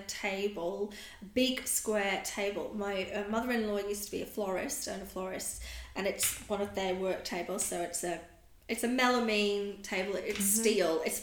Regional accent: England, United Kingdom; now in Australia; I'm a POM, I'm from England, we use our roof space very wisely there

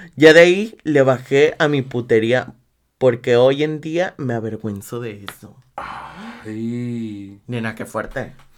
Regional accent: Guadalajara, Jalisco, Mexico; yo soy de Guadalajara.

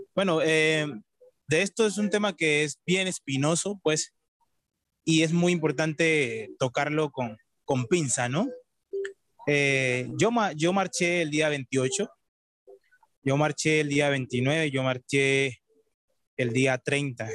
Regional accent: Colombia; yo soy colombiano

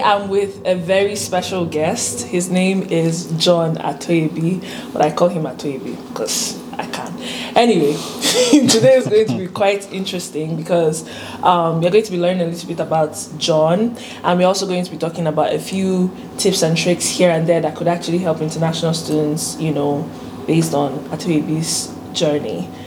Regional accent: Nigeria; now in United States; I'm from Nigeria

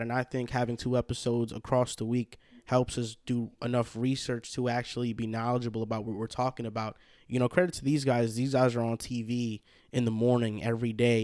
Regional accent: Hackensack, New Jersey, United States; accent: New Yorkish; we would all claim Hackensack, New Jersey as their hometown

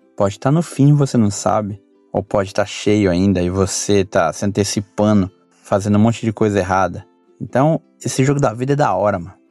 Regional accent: Brazil; moved away as an adult; now in Japan; a gente vivia no Brasil. Muito mais da periferia onde eu, onde eu cresci

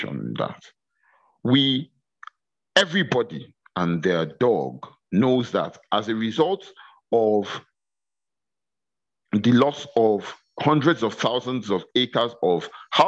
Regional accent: Kogi, Nigeria; my home state of Kogi

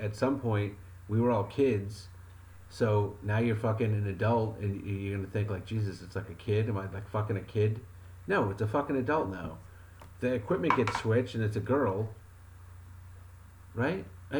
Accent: Wyoming, United States; Yeah, I mean, I'm from Wyoming. I'm from Wyoming, and we used to just fucking smash beer bottles over their heads

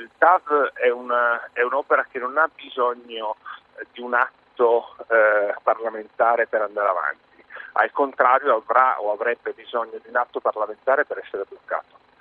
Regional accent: Trieste, Friuli-Venezia Giulia, Italy; sono triestino

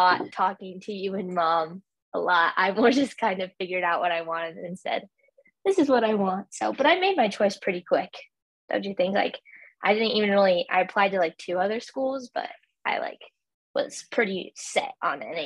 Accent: Fairbanks, Alaska, United States; I'm from Fairbanks, Alaska

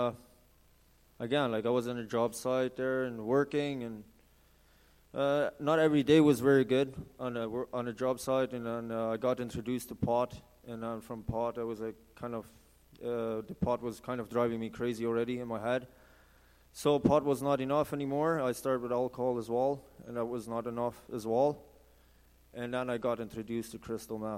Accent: Santa Cruz de la Sierra, Santa Cruz, Bolivia; moved away as an adult; now in Canada; I've been growing up in South America, Santa Cruz, Bolivia. So I'm from Bolivia, actually

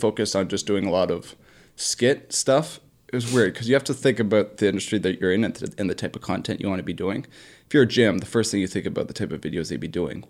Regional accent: Bolton, Ontario, Canada; It's a new gym that's in my hometown of Bolton, Ontario.

